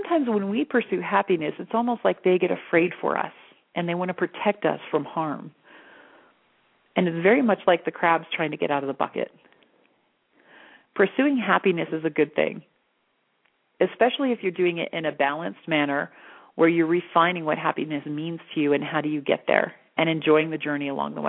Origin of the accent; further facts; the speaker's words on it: Florida, United States; now in Sedona, United States; I grew up in Florida around the beaches